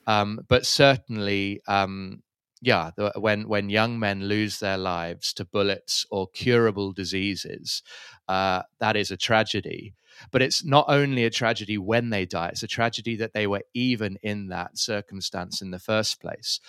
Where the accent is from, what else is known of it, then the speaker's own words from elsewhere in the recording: London, United Kingdom; moved away as an adult; also born or lived in Cape Town, South Africa; now in Manenberg, Cape Town, South Africa; I'm from London originally, uh, but have been living in Cape Town now for almost fifteen years